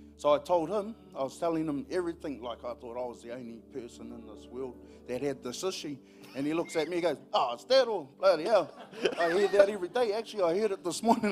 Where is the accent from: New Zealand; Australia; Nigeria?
New Zealand; I'm from Pairo, LNP country